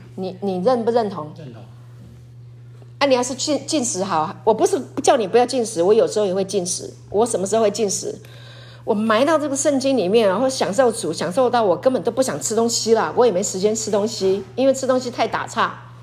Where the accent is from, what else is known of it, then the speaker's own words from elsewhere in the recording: Taiwan; 师母小时候在鲤鱼潭长大，我爸爸有买那个船，还有快艇